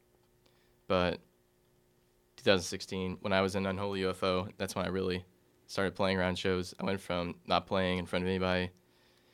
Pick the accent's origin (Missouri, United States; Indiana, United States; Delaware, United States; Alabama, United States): Indiana, United States; Salem; now in Indianapolis, United States; I'm originally from the very small, sparsely populated area of Salem, Indiana. But right now I'm living up in Indianapolis.